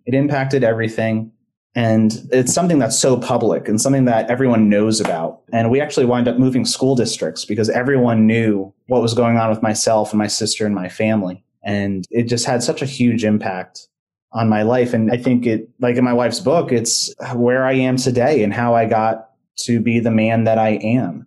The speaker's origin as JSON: {"language": "English", "country": "United States", "tie": "born or raised there", "also_born_or_lived": "New Jersey / New York / Pennsylvania", "moved": "yes", "lives_now": "Orlando, United States", "said": "I grew up in New Jersey and New York."}